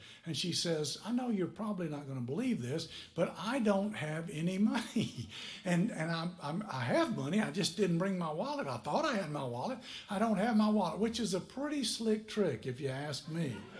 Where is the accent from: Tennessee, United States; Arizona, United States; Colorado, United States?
Tennessee, United States; moved away as an adult; now in Niceville, United States; Somebody taught me about it when I was 21 years old. I came down here from Tennessee to Niceville, Florida.